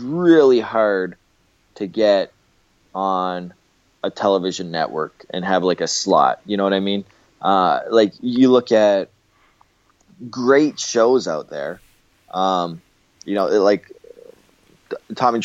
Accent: Windsor, Ontario, Canada; moved away; my hometown of Windsor, Ontario, Canada

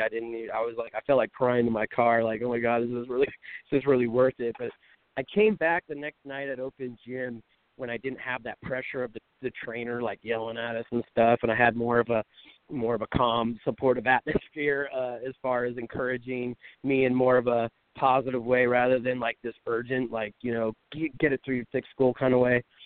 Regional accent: Pacifica, California, United States; my hometown of Pacifica

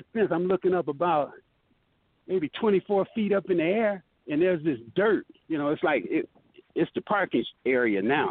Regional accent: Benton Harbor, Michigan, United States; moved away as an adult; also born or lived in Detroit, Michigan; I just got through graduating from Benson Harbor High School. I was 17 years old at the time

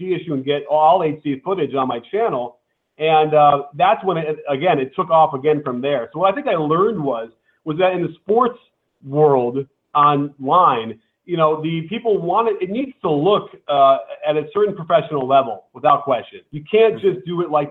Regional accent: Chicago, Illinois, United States; now in Los Angeles, United States; I grew up in Chicago going to all the Bulls games.

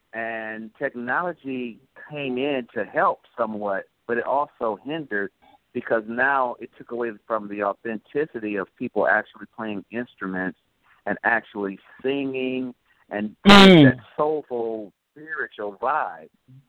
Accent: Clarksdale, Mississippi, United States; But I grew up, like I said, listening to a lot of blues because, well, we're from Clarksdale, Mississippi, where a lot of people know that's where the …'s and a lot of the blues were started, actually.

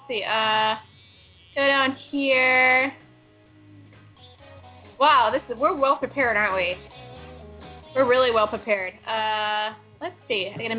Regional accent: Washington, District of Columbia, United States; I'm a Redskins fan because I'm from Washington, D.C.

